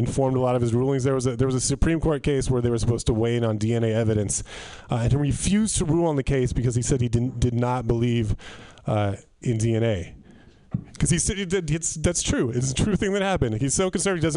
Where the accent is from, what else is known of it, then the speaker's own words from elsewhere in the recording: Northern California, United States; I grew up in Northern California